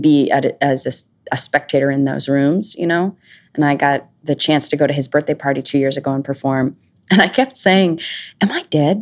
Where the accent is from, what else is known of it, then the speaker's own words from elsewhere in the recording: Idaho, United States; moved away as an adult; also born or lived in New York; I grew up in Idaho